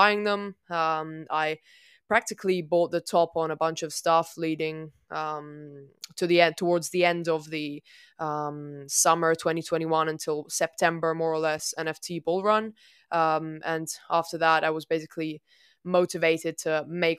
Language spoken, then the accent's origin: English; Italy; I'm from Italy.